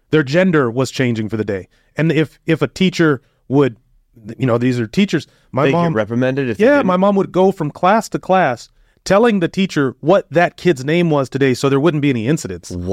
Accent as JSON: {"language": "English", "country": "United States", "said": "an American, as a you know somebody from the United States"}